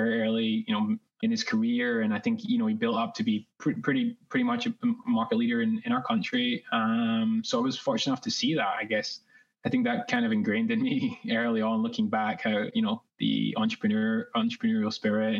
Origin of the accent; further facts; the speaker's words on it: Scotland, United Kingdom; moved away as an adult; also born or lived in New York, United States; now in Los Angeles, United States; Originally from Scotland, if you can tell from my accent